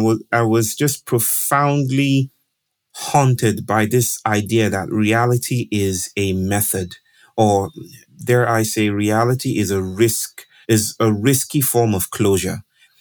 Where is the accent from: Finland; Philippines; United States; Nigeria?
Nigeria; I grew up in Nigeria, which is west of Africa, and I did a lot of traveling with my family.